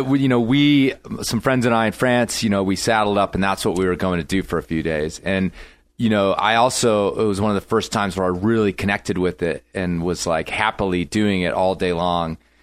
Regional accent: United States; I'm American guy

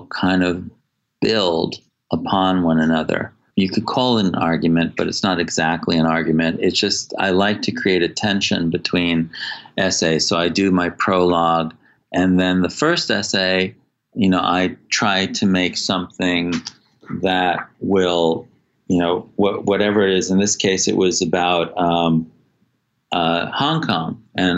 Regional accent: United States; also born or lived in Singapore; as an American

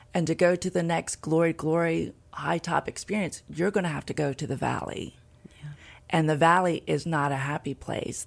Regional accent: Hartley, Delaware, United States; also born or lived in Tulsa, Oklahoma / Felton, Delaware; now in Milford, United States; I grew up in Hartley, Delaware.

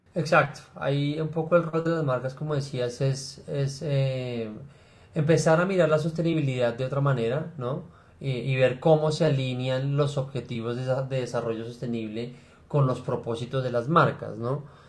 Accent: Bogotá, Colombia; also born or lived in Cali; yo soy Rolo, eh, o nací en Cali, pero pues eso, fue una circunstancia, yo la verdad es que soy Rolo.

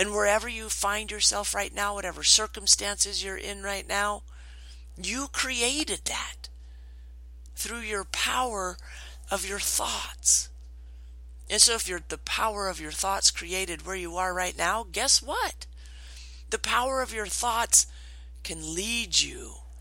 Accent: Washington, United States; moved away; I grew up in Washington.

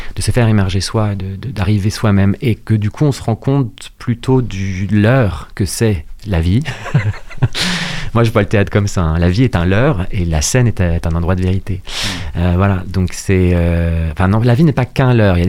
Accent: Rouen, Normandy, France; Je suis né à Rouen, en Seine-Maritime

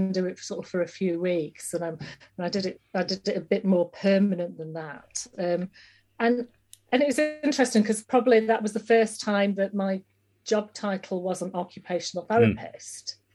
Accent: Yorkshire and the Humber, United Kingdom; moved away as an adult; also born or lived in Uganda; I'm from West Yorkshire

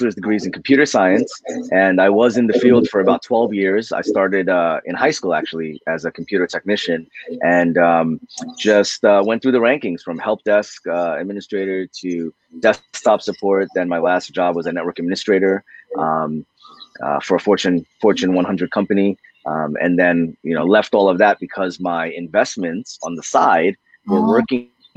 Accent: United States; I was born in America. I'm first generation

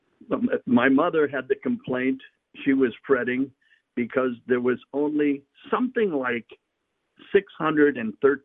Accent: St. Paul, Minnesota, United States; moved away; also born or lived in Mexico; I'm from St. Paul.

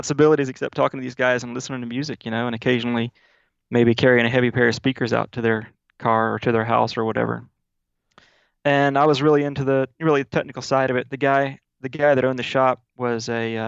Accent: Jackson, Mississippi, United States; also born or lived in Starkville, Mississippi; now in Nashville, United States; originally I'm from Mississippi. I'm from Starkville, Mississippi, where Mississippi State University is. And I grew up in Jackson in my grade school years.

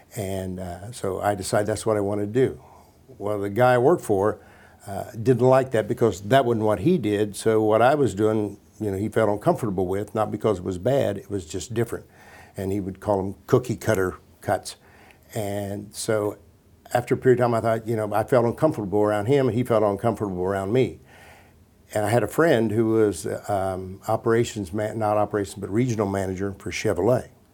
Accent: Washington Court House, Ohio, United States; also born or lived in Columbus, Ohio; I'm a kid from Washington Courthouse, Ohio

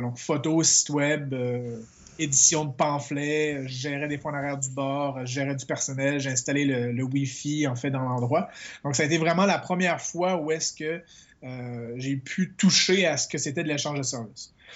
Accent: Quebec, Canada; moved away as an adult; je suis québécois

